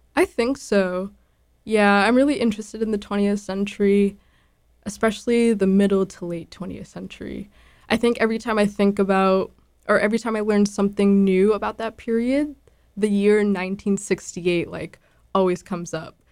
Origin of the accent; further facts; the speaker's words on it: Boston, Massachusetts, United States; I grew up in Dorchester, born and raised